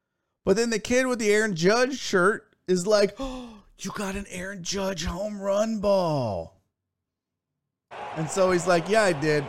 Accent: Canada; Because I'm Canadian, and it's kind of in our, yeah, it's in the bylaws of being a Canadian that we have to be nice.

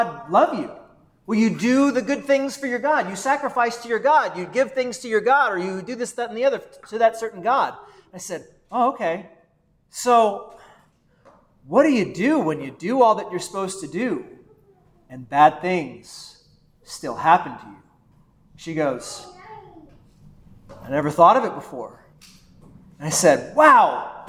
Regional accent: Texas, United States; moved away as an adult; also born or lived in Valley City, Ohio; I was from Texas

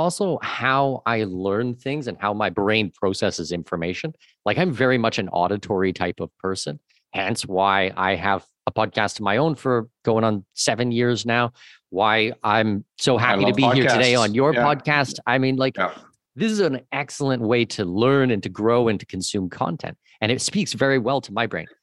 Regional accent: Southwestern Ontario, Canada; moved away as an adult; also born or lived in Latin America; I grew up in Southwestern Ontario

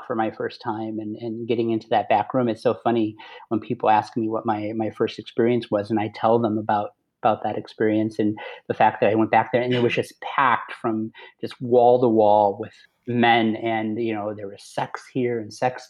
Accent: Chicago, Illinois, United States; born and raised, actually born and raised in the city, not in the suburbs

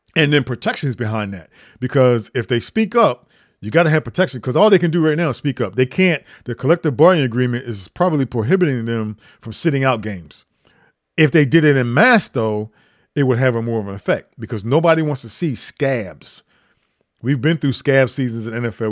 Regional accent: Grove City, United States; now in DMV area, United States; from my hometown of Groove City.

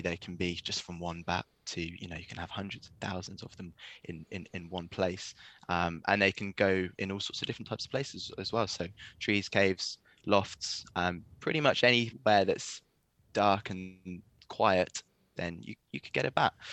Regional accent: East Anglia, East of England, United Kingdom; moved away; also born or lived in Wales; I'm I'm from uh, from East Anglia

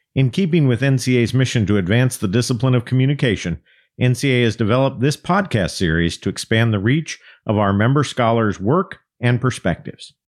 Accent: American Southwest, New Mexico, United States; now in Mid-Atlantic region, United States; I grew up in the American Southwest

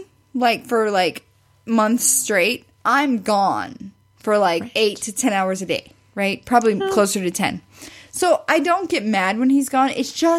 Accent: Ozark, Missouri, United States; They were driving through Ozark, Missouri, my hometown.

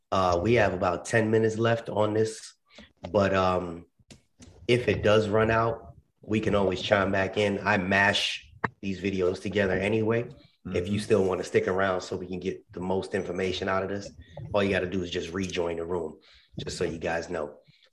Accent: New York, United States; For those, well, I'm from New York originally.

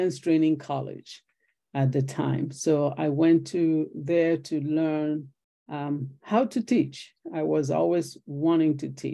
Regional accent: Nigeria; moved away as an adult; also born or lived in Logan, Utah / California; now in United States; I was born in Nigeria, in West Africa

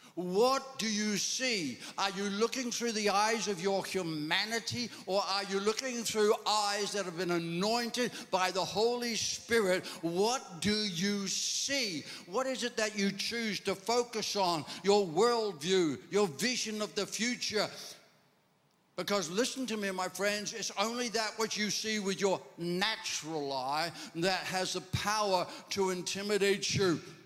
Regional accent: Ireland; I'm Irish

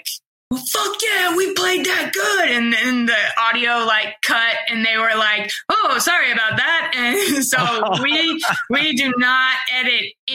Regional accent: Bowie, Illinois, United States; also born or lived in Charleston, Illinois; I grew up in Bowie, Illinois, and my high school was like 360 people.

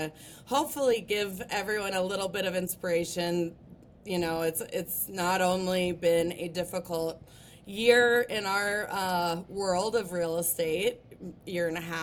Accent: Breckenridge, Colorado, United States; I grew up in Breckenridge, Colorado, so I learned how to ski right around the time that I could walk.

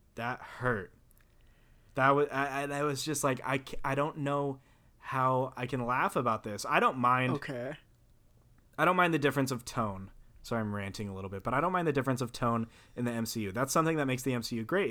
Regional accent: the South, United States; I'm from the South

